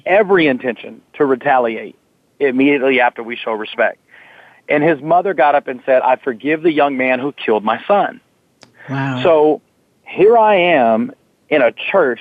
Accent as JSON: {"language": "English", "town": "Fort Worth", "region": "Texas", "country": "United States", "tie": "born or raised there", "said": "I was born and raised in Fort Worth, Texas"}